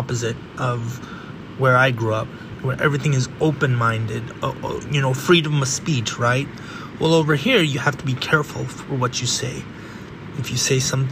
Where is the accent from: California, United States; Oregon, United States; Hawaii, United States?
California, United States; I grew up in California, the very end of the West of the United States